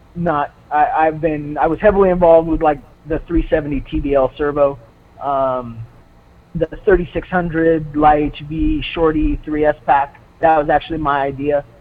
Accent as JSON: {"language": "English", "region": "Southern California", "country": "United States", "tie": "born or raised there", "said": "I grew up in Southern California, and so the hobby industry was was pretty big down there"}